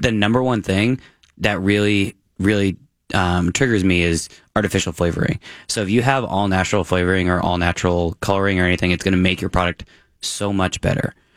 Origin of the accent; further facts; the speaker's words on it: Massachusetts, United States; moved away; I grew up in Massachusetts